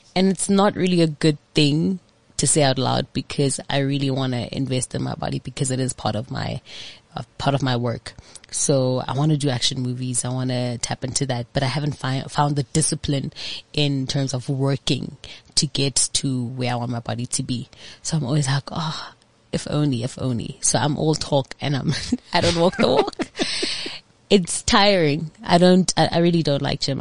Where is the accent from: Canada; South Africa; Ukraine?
South Africa; Johannesburg, Gauteng; I grew up in Orlando